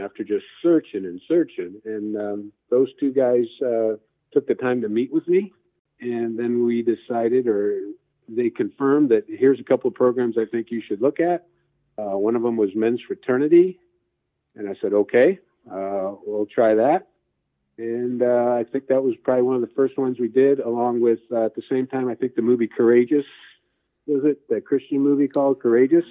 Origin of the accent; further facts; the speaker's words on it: Gary, Indiana, United States; now in Indianapolis, United States; I grew up in Gary, Indiana, so I'm a, officially a region rat